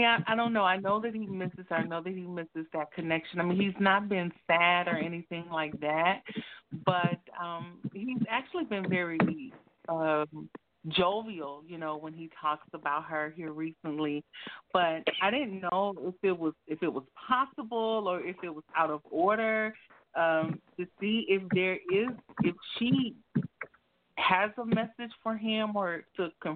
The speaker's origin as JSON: {"language": "English", "region": "Tennessee", "country": "United States", "also_born_or_lived": "Oakland, California", "said": "I'm from Tennessee. I'm actually, though, in Oakland right now"}